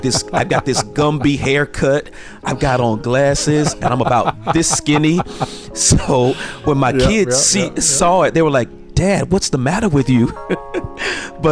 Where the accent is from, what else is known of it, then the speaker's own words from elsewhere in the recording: Dallas, Texas, United States; also born or lived in Florida; I was born in Florida. My mother and I moved here to Dallas, Texas, and I went to a arts high school.